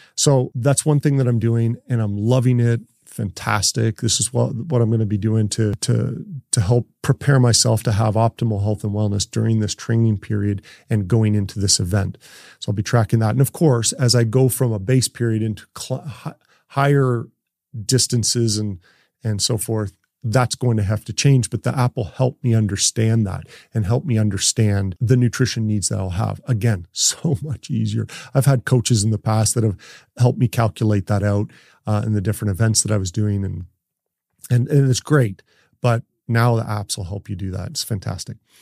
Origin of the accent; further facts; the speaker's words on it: Canada; I'm from Canada, and of course, I still play hockey